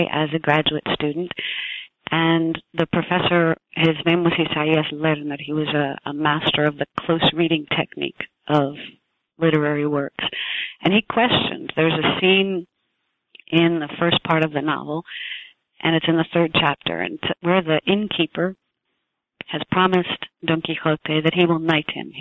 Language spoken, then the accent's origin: English; New Jersey, United States; also born or lived in New York City, United States; I was born in New Jersey